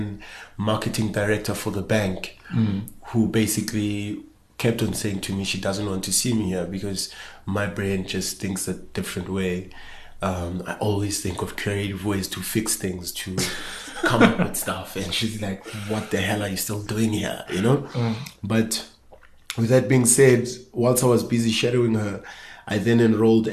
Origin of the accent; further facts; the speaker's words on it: Johannesburg, Gauteng, South Africa; growing up in Soweto, Johannesburg